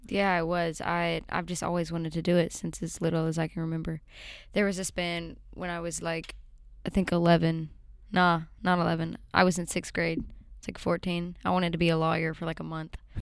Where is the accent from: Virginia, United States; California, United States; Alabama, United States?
Alabama, United States; also born or lived in Nashville, Tennessee; Yeah, I grew up um, in Alabama. I was born in Nashville, and I moved to Alabama at a young age